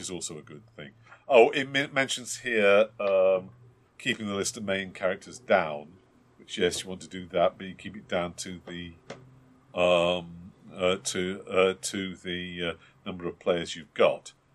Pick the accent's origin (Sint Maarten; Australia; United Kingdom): United Kingdom; we're British and terribly civilized